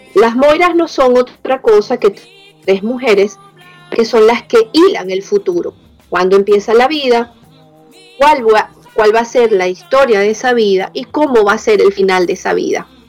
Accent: Venezuela; mi papá de origen italiano, mi mamá de origen español, yo nací en Venezuela

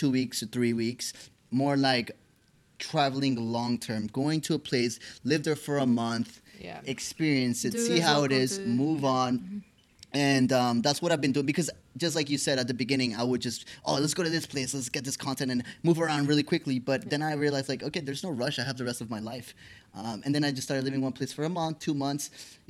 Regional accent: United States; from when I grew up in the United States

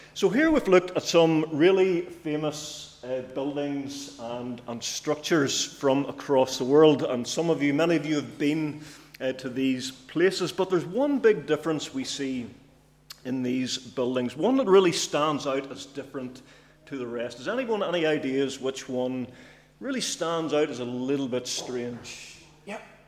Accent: Cookstown, Northern Ireland, United Kingdom; I'm from Cookstown, by the way, in case you're wondering. Uh, it's not a local accent. It's from from up north

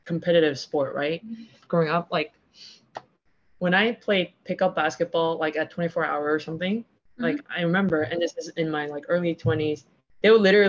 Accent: Texas, United States; I grew up in Texas

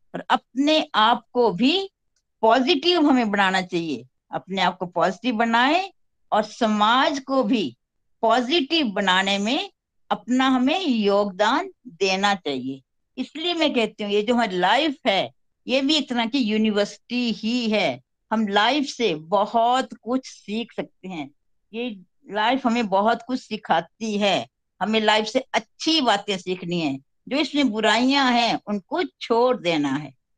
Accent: Chamba, Himachal Pradesh, India; मैं खुद पहाड़ों की रहने वाली हूँ मैं हिमाचल के चंबा शहर से बिलोंग करती हूँ

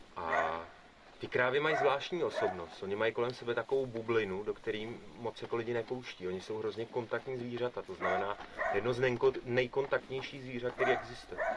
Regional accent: Czechia; u nás v Čechách

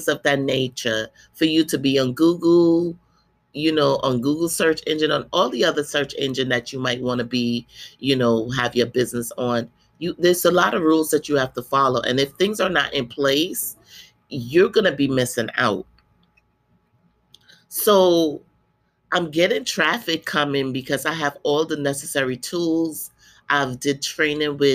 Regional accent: Guyana; moved away; I went back to my country. I'm from Guyana, South America, for the first time in 30 years.

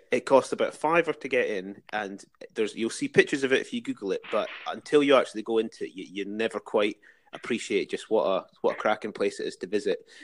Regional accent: Dalkeith, Scotland, United Kingdom; moved away as an adult; also born or lived in Glasgow / Edinburgh; now in London, United Kingdom; I grew up in Dalkeith

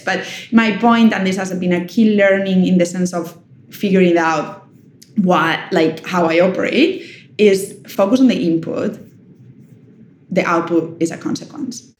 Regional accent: Germany; moved away; also born or lived in Spain; I was raised in Germany

